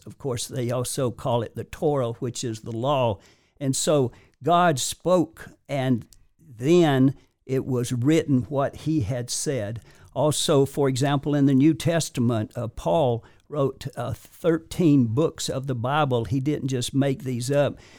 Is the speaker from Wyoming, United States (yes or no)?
no; Warrior River, northwest of Birmingham, Alabama, United States; I was born in the Warrior River, which is, uh, uh, northwest of Birmingham